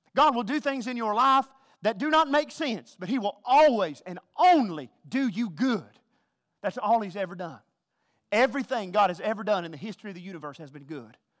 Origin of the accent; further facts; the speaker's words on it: the South, United States; accent: Southern